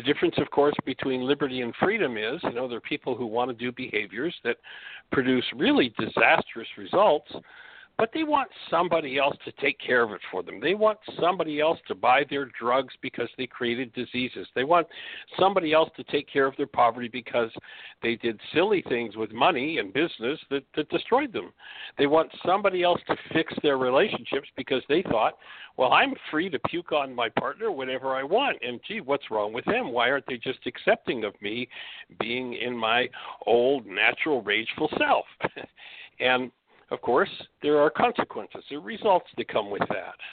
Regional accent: Canada; moved away; I'm from Canada

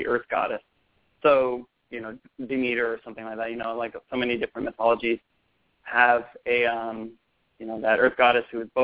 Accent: Seattle, Washington, United States; also born or lived in Boston; now in Los Angeles, United States; native Seattle

